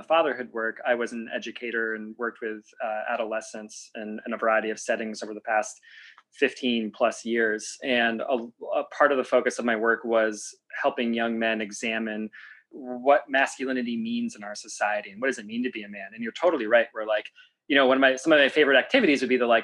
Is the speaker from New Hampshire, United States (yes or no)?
yes; Meredith, New Hampshire, United States; the community I grew up in Meredith, New Hampshire